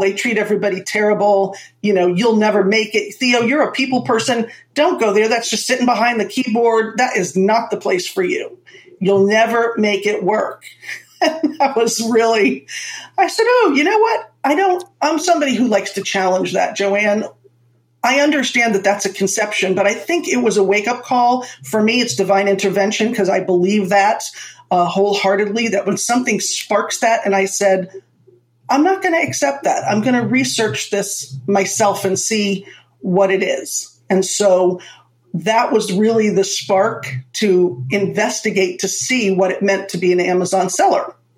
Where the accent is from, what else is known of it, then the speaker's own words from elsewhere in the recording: Florida, United States; also born or lived in Manhattan, New York City; I was born in Manhattan. So I got the best of both worlds and I was raised in Florida